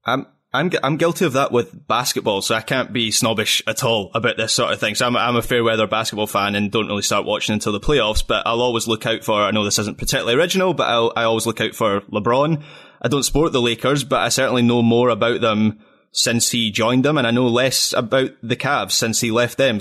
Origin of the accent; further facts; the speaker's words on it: Scotland, United Kingdom; as a Scot